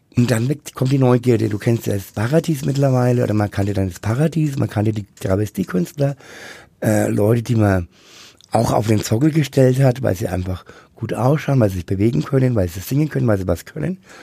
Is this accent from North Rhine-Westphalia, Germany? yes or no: no; Bad Windsheim, Bavaria, Germany; moved away as an adult; also born or lived in Rummelsberg / Nuremberg; Geboren und aufgewachsen bin ich in Bad Wensheim